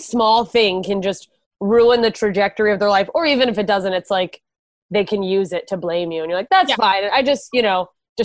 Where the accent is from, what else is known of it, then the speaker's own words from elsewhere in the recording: Alaska, United States; moved away; I say as someone who left Alaska.